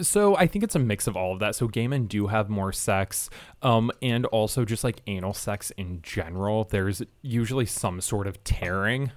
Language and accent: English; Michigan, United States; I'm from Michigan.